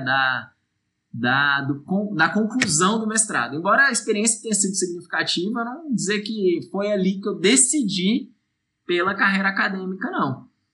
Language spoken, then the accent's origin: Portuguese; Brasília, Federal District, Brazil; Distrito Federal, onde foi eu, onde eu nasci e, e realizei meu ensino médio e meu ensino superior